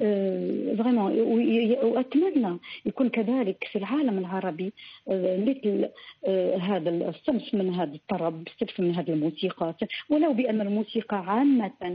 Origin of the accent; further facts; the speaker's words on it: Morocco; وانا كامراه مغربيه مسلمه